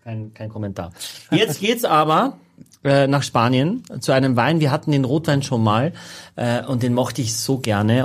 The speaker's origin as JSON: {"language": "German", "region": "Carinthia", "country": "Austria", "said": "ich bin Kärntner"}